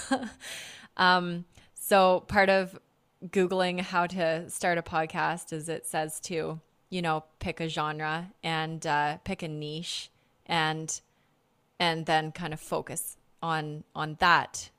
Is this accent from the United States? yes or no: no; Canada; I'm from North America. I'm from Canada.